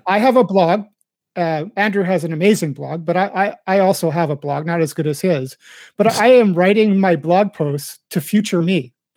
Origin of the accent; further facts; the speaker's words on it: Winnipeg, Manitoba, Canada; accent: standard Midwest; I believe I kind of a standard Midwest accent because I came from uh, I'm from Winnipeg